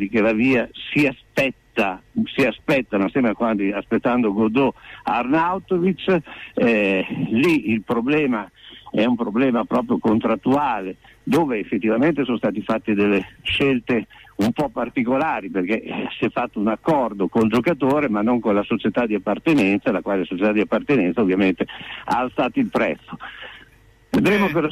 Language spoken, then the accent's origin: Italian; Corticella, Emilia-Romagna, Italy; anch'io sono di Corticella